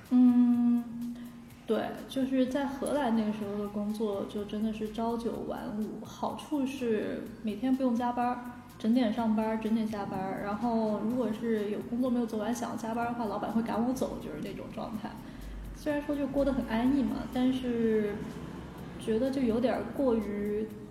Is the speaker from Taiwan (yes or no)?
no; China; moved away as an adult; also born or lived in Netherlands; 小的时候在中国出生，长大其实本身就处在一个hard模式状态